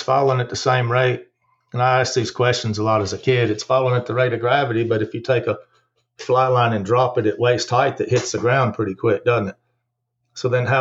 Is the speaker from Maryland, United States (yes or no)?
no; Greeneville, Tennessee, United States; moved away as an adult; also born or lived in Ozarks / Missouri; now in Bryson City, United States; we moved to East Tennessee in 1968 when I was 5 years old. And so I grew up in Greenville, Tennessee